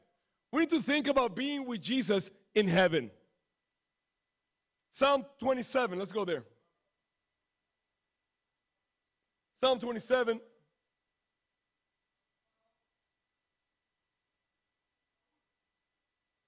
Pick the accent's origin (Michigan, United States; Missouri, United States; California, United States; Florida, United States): Florida, United States; I grew up in Florida. I went to Disney World like 20 times because I live so close.